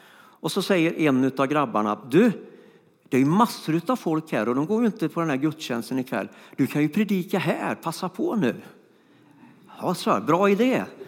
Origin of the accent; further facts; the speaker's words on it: Floby, Västra Götaland, Sweden; moved away; also born or lived in Stockholm; jag kommer från Floby och då går man inte på gymnasiet så ofta